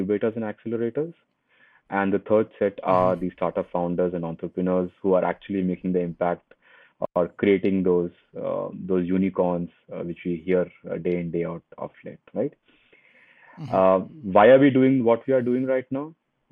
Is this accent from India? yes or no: yes; Hyderabad, Telangana, India; So I come from India and a very small city in India called Hyderabad. I was born there